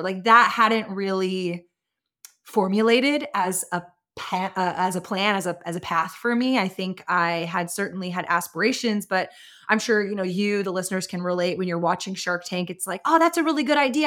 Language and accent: English; Austin, Texas, United States; I was born and raised in Austin as well